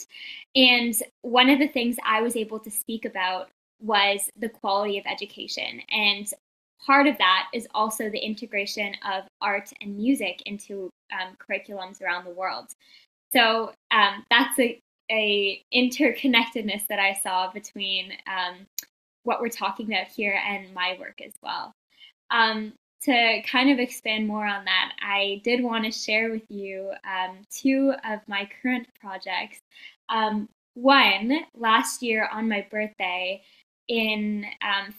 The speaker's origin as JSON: {"language": "English", "town": "Toronto", "region": "Ontario", "country": "Canada", "said": "I am from Toronto, Canada"}